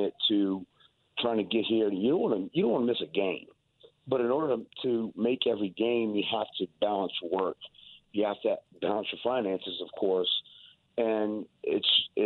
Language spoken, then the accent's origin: English; South Louisiana, United States; We're from South Louisiana